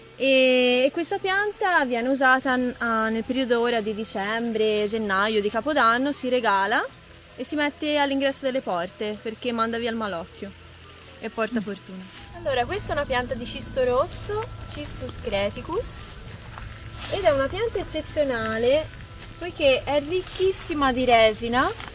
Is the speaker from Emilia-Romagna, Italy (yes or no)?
no; Pisa, Tuscany, Italy; moved away as an adult; now in Rethymno, Greece; Io vengo da Pisa e sono venuta qua dopo la mia laurea in scienze naturali